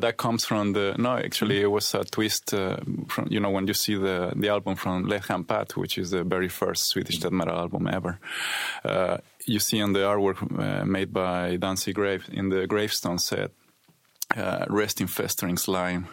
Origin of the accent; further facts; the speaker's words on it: Mexico City, Mexico; moved away as an adult; also born or lived in Berlin, Germany; now in Sweden; I come from Mexico City.